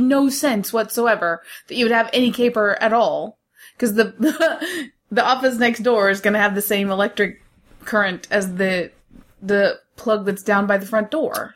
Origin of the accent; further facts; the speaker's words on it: United States; I'm the American in this family